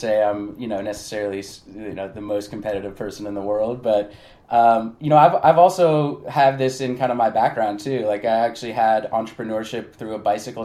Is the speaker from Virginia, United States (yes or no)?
no; Bay Area, California, United States; now in Los Angeles, United States; I grew up in the Bay Area, even though I am in LA now